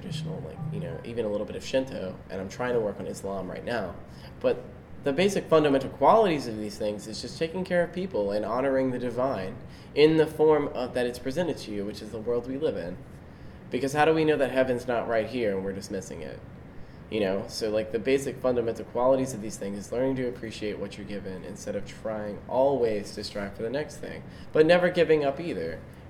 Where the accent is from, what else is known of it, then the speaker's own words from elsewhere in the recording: Richmond, Virginia, United States; I was born in Virginia, specifically Richmond, Virginia, on June 30th, 1995